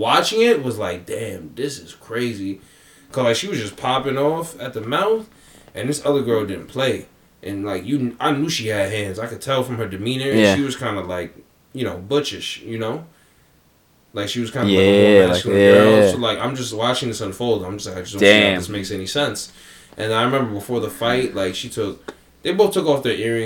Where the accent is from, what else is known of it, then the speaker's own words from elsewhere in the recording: New York City, New York, United States; we're in Queens, the most diverse borough